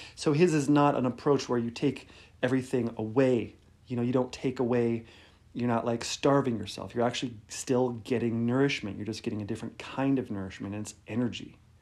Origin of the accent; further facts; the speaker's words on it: Detroit, Michigan, United States; I'm from Detroit, so it's kind of like a Midwestern connection there